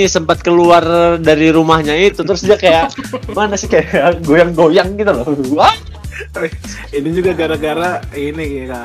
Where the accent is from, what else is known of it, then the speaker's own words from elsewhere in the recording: Kalimantan, Indonesia; kalau misalnya kita di tempat asal kita tuh di Kalimantan tuh kan panas ya kita lomba di Bandung itu dingin udaranya dan jomplang banget gitu lah